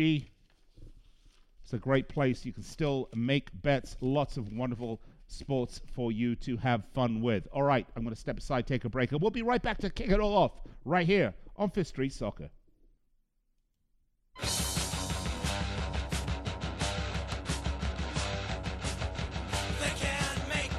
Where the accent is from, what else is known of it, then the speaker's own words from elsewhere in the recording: England, United Kingdom; accent: English; now in United States; I know I sound English to you, but I am an American. I've been here an awfully long time